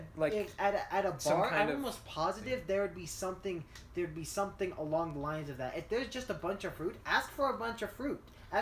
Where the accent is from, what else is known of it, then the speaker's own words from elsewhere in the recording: the South, United States; I grew up in the South and I drank sweet tea